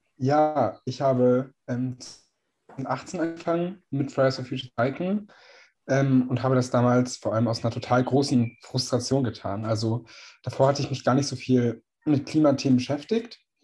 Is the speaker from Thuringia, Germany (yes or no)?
no; Göttingen, Lower Saxony, Germany; in meiner Heimatstadt Göttingen